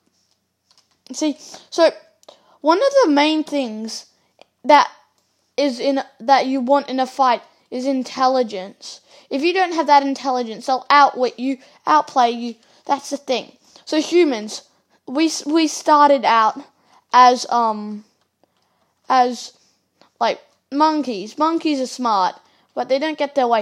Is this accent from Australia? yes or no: yes; Australia; I'm Australian